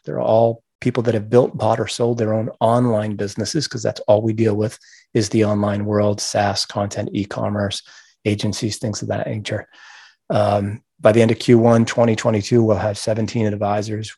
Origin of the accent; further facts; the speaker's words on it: Gardiner, Maine, United States; I grew up in Maine